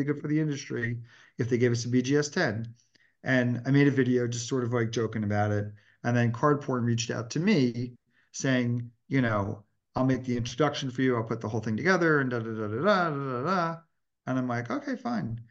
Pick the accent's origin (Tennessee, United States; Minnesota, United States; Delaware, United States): Delaware, United States; I grew up in Delaware, which was a great location